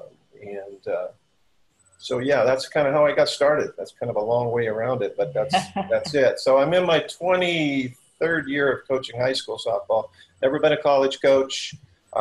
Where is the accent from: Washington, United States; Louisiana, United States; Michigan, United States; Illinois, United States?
Washington, United States; Centralia; an athletic director here in my hometown of Centralia